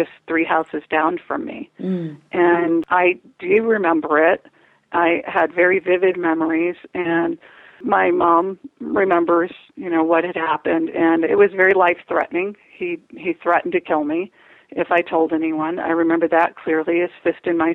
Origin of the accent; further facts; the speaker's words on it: Chicago, Illinois, United States; I grew up in Chicago, and I have four brothers